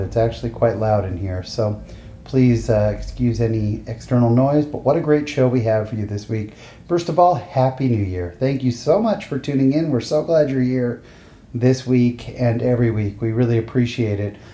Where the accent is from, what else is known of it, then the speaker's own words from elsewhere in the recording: San Jose, California, United States; now in Lindon, United States; I grew up in San Jose, California, where we had, you know, Mormons, but not a ton